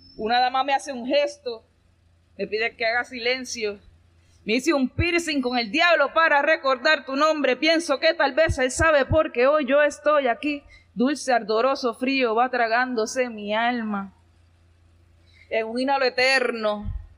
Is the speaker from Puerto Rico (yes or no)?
yes; Ponce, Puerto Rico; soy de Ponce